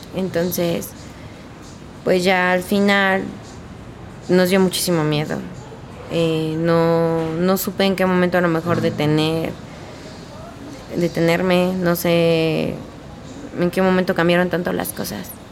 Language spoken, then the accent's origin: Spanish; Hidalgo, Mexico; moved away as an adult; Yo no soy de aquí del estado, yo soy de Hidalgo. Tenía toda mi vida viviendo ahí hasta apenas tenía un año aquí